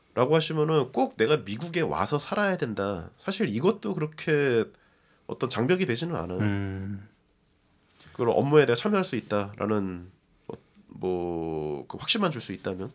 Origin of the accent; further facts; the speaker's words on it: South Korea; moved away as an adult; now in United States; 한국에서 왔다.